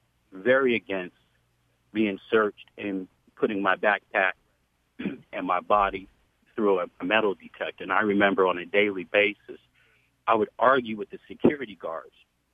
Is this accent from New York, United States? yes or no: yes; New York City, New York, United States; now in San Jose, United States; 26 years ago growing up in Brooklyn, New York